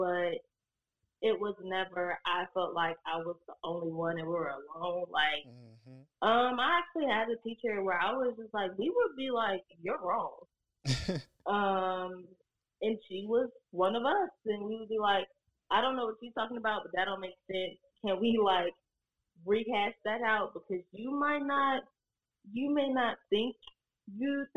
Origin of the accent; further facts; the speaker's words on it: Richmond, Virginia, United States; I'm from Virginia, Richmond to be exact, you know, the capital of the South, all that crazy stuff. I went to the public school system there